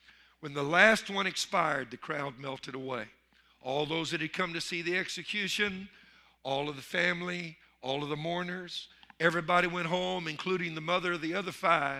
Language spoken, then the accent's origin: English; Louisiana, United States; I'm from Louisiana